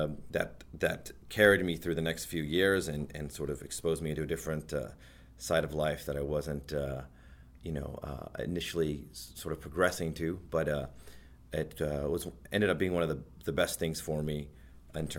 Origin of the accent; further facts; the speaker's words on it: Houston, Texas, United States; moved away as an adult; now in Toronto, Canada; I grew up in Houston, Texas, lived there my entire life